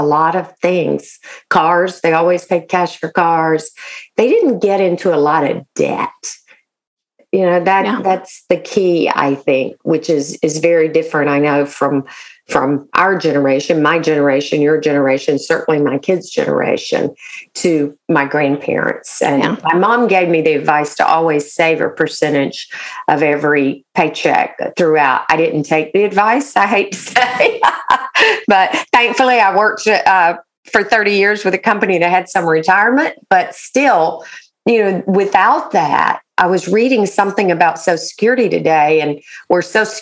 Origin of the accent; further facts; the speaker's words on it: the South, United States; I'm from the South